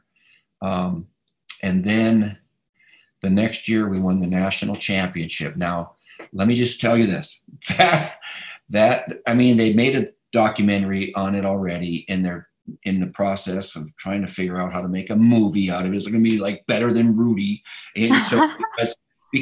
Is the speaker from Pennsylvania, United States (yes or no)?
no; Upper Peninsula of Michigan, United States; I went to the Catholic school on the north side, Immaculate Conception